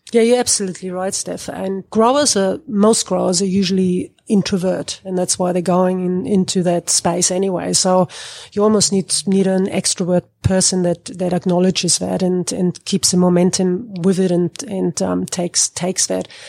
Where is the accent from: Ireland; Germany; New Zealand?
Germany; moved away as an adult; now in Northern Territory, Australia; I come from Germany. I studied agricultural engineering in Germany